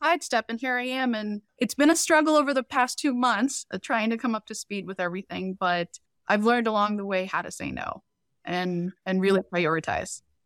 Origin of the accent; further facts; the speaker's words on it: Boston, Massachusetts, United States; also born or lived in Cambodia; we've been in Boston pretty much my whole life, we immigrated here from Cambodia, escaping the Cambodian genocide in the early eighties